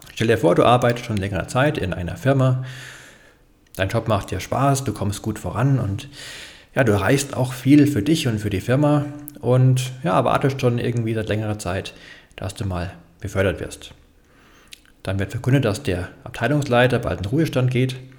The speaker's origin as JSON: {"language": "German", "region": "Bavaria", "country": "Germany", "said": "für mich als Bayer"}